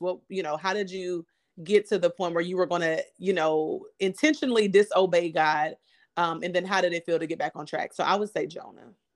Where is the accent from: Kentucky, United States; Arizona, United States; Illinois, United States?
Kentucky, United States; now in Houston, United States; I am a, a, a girl who's living in a big city in Houston, um, as you said, but I'm from Kentucky